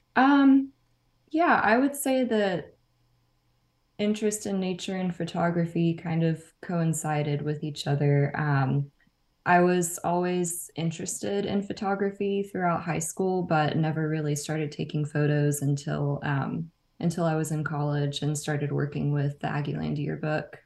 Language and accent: English; Nacogdoches, Texas, United States; moved away as an adult; also born or lived in College Station, Texas; now in Austin, United States; I'm from Nacogdoches in East Texas